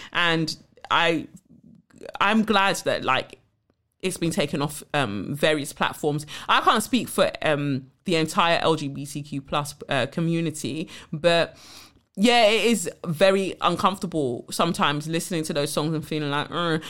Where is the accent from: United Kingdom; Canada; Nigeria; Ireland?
Nigeria; I'm the Nigerian one, so my American twin